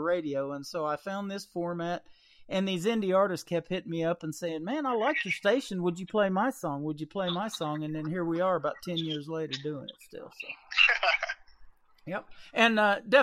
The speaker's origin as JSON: {"language": "English", "town": "Fort Scott", "region": "Kansas", "country": "United States", "tie": "born or raised there", "also_born_or_lived": "Carthage, Missouri / Joplin, Missouri", "moved": "yes", "lives_now": "Branson, United States", "said": "I was grew up in Fort Scott, Kansas. I was born in Carthage, Missouri, right next to Joplin"}